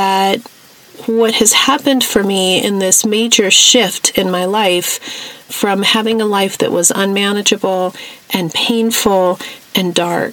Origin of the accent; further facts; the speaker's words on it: New Mexico, United States; the hippie life that I grew up with in New Mexico